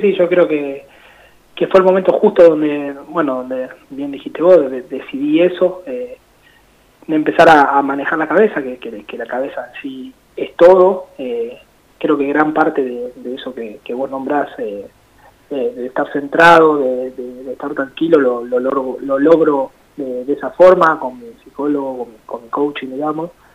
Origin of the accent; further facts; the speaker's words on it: La Plata, Buenos Aires Province, Argentina; yo soy acá de La Plata